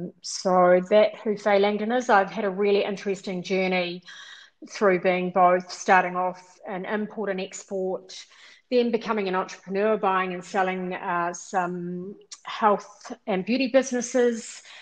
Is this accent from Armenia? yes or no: no; South Island, New Zealand; I grew up mainly in the South Island, and I was one of six girls.